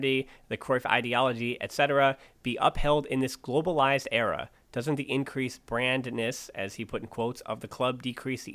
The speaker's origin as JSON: {"language": "English", "country": "United States", "tie": "born or raised there", "said": "growing up in the States"}